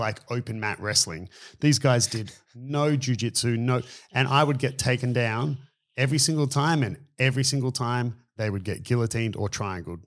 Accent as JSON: {"language": "English", "country": "Australia", "said": "We don't have wrestling as a sport in Australia"}